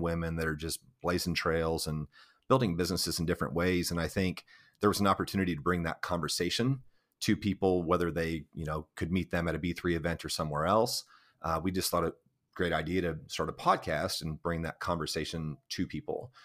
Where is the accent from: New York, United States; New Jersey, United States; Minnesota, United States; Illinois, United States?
Illinois, United States; Central; moved away as an adult; now in Gallatin, United States; my hometown in Illinois